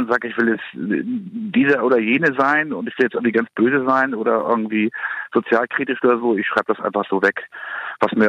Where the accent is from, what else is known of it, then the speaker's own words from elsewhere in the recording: Kiel, Schleswig-Holstein, Germany; also ich komme aus Kiel, ist klar, und wenn man dann Freunde hat, dann äh, in Kiel, dann ziehen halt die meisten weg.